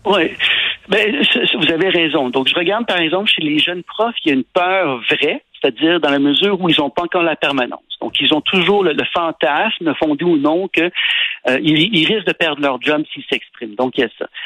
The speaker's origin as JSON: {"language": "French", "region": "Quebec", "country": "Canada", "said": "je suis un Québécois"}